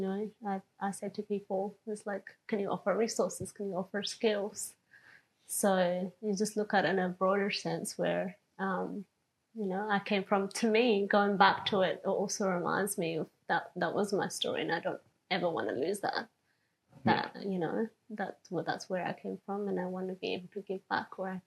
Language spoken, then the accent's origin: English; Dunsborough, Western Australia, Australia; growing up in Dunsborough. We're majority a Caucasian Australian